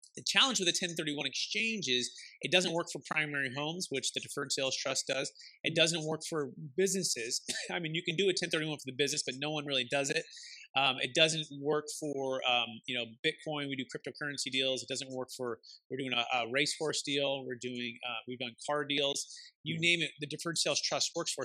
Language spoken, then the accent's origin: English; Bay Area, California, United States; my father he he built single family homes growing up in the Bay Area